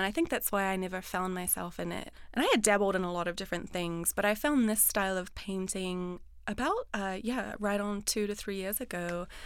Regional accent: New Zealand; growing up in New Zealand, the ocean is all around us

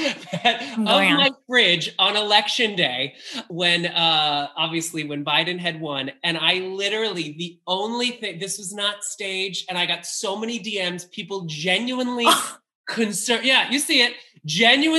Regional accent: Long Island, New York, United States; now in Los Angeles, United States; I'm from Long Island

